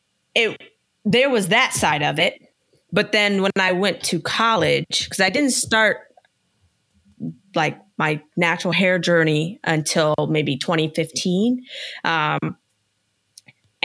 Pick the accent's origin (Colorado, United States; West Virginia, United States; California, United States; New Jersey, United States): West Virginia, United States; I grew up in West Virginia